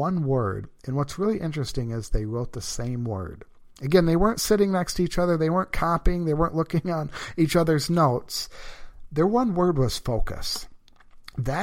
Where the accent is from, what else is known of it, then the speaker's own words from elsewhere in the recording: Brighton, Michigan, United States; I'm from a little town in Michigan called Brighton.